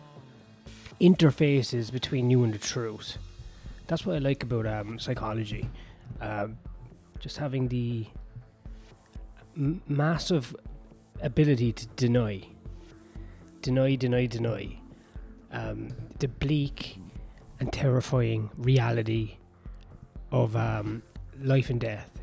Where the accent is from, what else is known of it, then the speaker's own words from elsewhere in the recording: Ireland; no, from Ireland